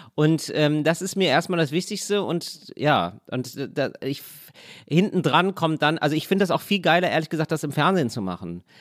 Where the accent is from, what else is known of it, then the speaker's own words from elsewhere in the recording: Duisburg, North Rhine-Westphalia, Germany; also born or lived in Trier; Ich bin ja geboren in Duisburg und das ist die Stadt, wo Ruhrgebiet und Niederrhein aufeinanderstoßen.